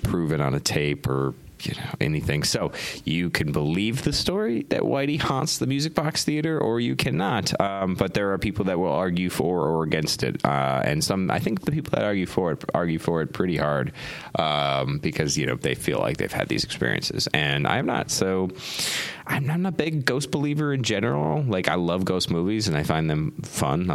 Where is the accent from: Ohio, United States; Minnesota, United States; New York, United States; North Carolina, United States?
Minnesota, United States; also born or lived in Denver, Colorado / Argentina; now in Chicago, United States; I'm a Midwesterner. I'm from Minnesota.